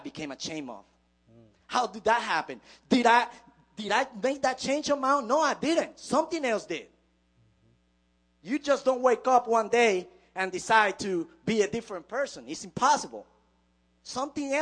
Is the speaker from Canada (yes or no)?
no; Puerto Rico; now in United States; I came from Puerto Rico. We live in a culture not much different from here in America